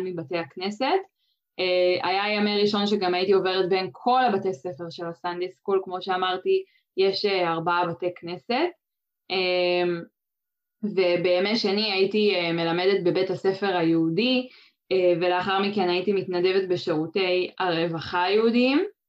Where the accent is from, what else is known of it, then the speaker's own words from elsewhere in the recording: Kfar Tavor, Northern District, Israel; כן, אז גדלתי בכפר תבור, אה, שנמצא באזור סובב כנרת